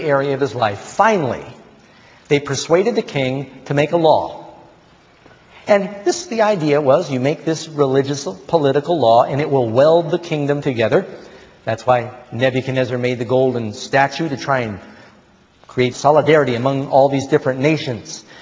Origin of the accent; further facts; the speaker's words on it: New York, United States; also born or lived in Burbank, California; I was born in Burbank, but I ended up growing up in Manhattan.